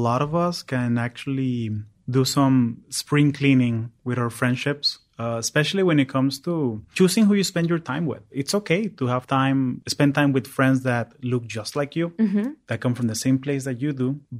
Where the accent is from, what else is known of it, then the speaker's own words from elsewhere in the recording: Venezuela; English is a second language; So the fact that I'm Venezuelan, I'm also American, and I have an accent, and I really like sci-fi.